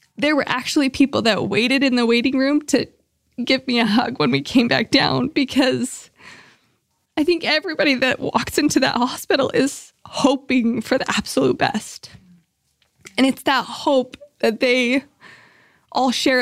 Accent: Salt Lake City, Utah, United States; moved away as an adult; also born or lived in Boise, Idaho; I grew up in Salt Lake City

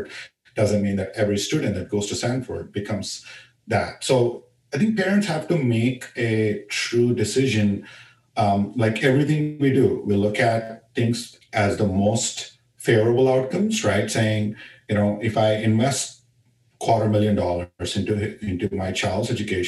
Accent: India; moved away; when I was growing up in India

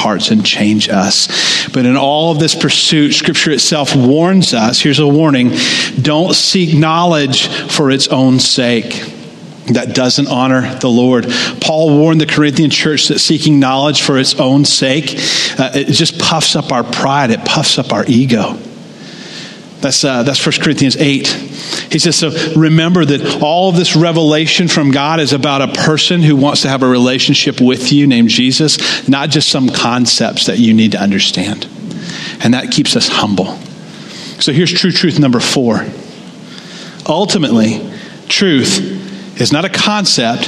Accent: United States; us as American Christians

